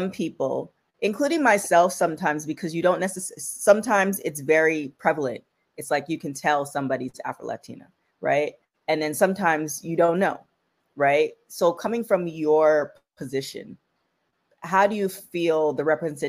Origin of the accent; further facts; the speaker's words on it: Canada; now in United States; being of West Indian descent, but growing up in Canada, but now living in America